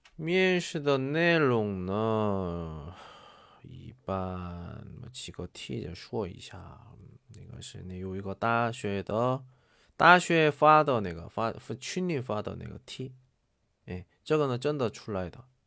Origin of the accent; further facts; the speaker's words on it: South Korea; Chinese is a second language; 我是韩国人